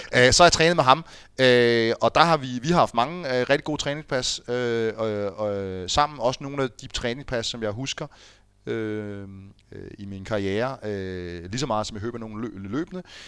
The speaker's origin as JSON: {"language": "Danish", "town": "Fredensborg", "region": "Capital Region of Denmark", "country": "Denmark", "tie": "born or raised there", "moved": "yes"}